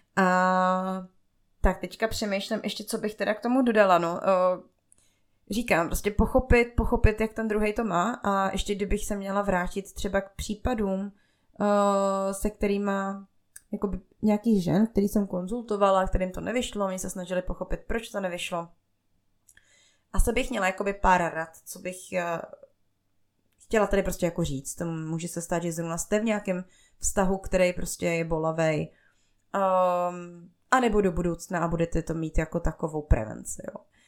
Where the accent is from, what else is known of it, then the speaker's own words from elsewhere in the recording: Bohemia, Czechia; also born or lived in Togo; A já pocházím z Čech, a z nějaký prostě jako průměrný rodiny